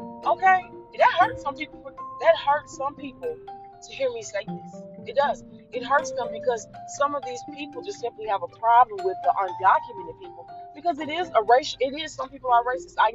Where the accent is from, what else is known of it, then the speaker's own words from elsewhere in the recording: United States; I was born and raised in America